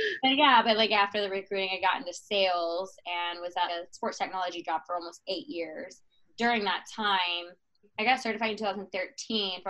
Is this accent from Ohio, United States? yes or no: no; Atlanta, Georgia, United States; I am born and raised in Atlanta, Georgia. I'm still here